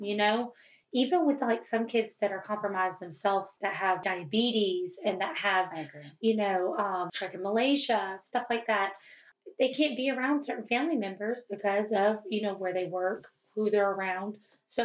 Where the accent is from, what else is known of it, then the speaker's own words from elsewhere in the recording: the South, United States; accent: Southern twang; you can hear the Southern twang